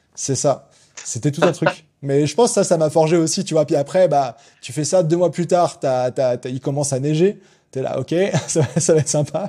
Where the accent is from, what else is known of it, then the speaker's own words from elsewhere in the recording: France; moved away as an adult; also born or lived in Germany / England / Montreal, Canada; je suis français, mais je suis directement né à l'étranger en Allemagne. on a bougé pas mal avec mes parents en Angleterre et j'ai quand même passé de mes 4 à 18 ans en France